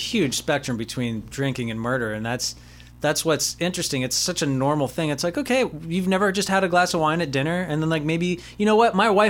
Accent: Los Angeles, California, United States; I grew up in Los Angeles

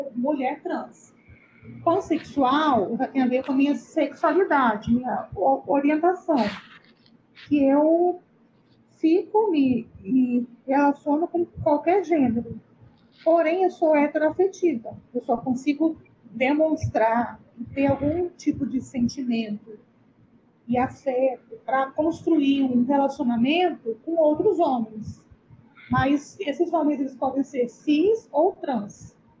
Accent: Vitória, Espírito Santo, Brazil; sou aqui de Vitória, no Espírito Santo

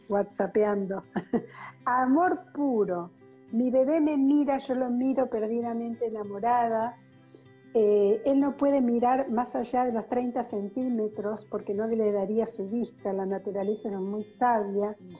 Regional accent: Argentina; soy psicóloga argentina

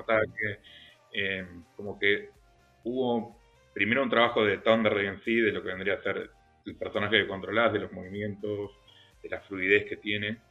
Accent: Argentina; nosotros, como argentinos o latinoamericanos

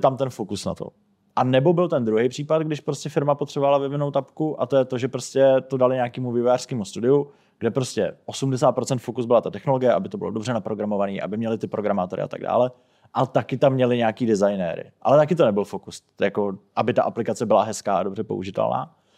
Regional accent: Czechia; jsem byl jako nejenom jako jediný Čech

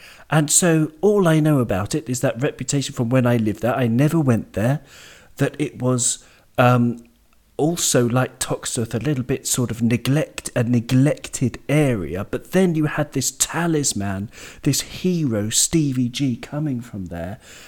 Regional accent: Jersey; also born or lived in Wales; But my father was Welsh, and I'm from Jersey, so, you know, that explains, you know, how I got my accent just from BBC TV.

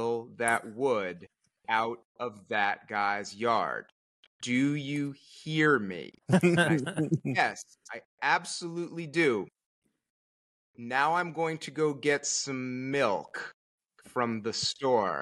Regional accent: Connecticut, United States; moved away as an adult; also born or lived in Merced, California; I'm from Connecticut originally

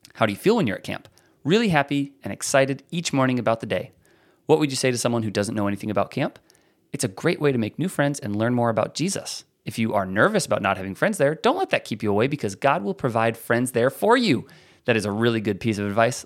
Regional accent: near Meriden, Iowa, United States; That's near my hometown

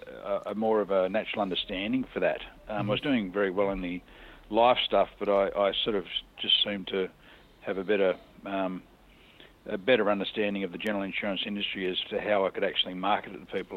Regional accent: Newcastle, New South Wales, Australia; I born and bred in Newcastle, as my family has been the last number of generations.

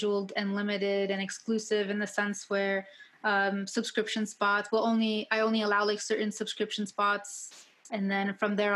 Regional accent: Ottawa, Ontario, Canada; now in Kitchener-Waterloo, Canada; I first moved here, because I'm originally from Ottawa.

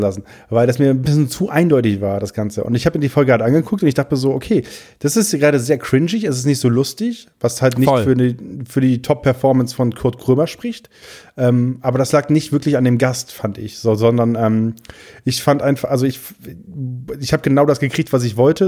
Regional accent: Friesland, Lower Saxony, Germany; also born or lived in Wiesmoor; ich komme aus Friesland, aus dem kleinsten Dorf

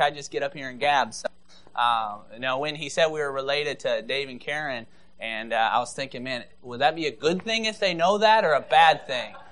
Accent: Maple Rapids, Michigan, United States; I grew up in Maple Rapids, Michigan, so 35 miles north of here

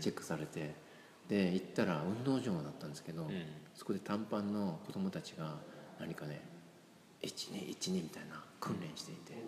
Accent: Osaka, Japan; 私は小学校時代はね、大阪で育って

